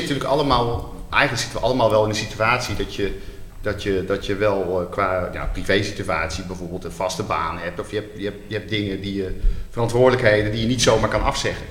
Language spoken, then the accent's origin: Dutch; Utrecht, Netherlands; Ik kom uit Utrecht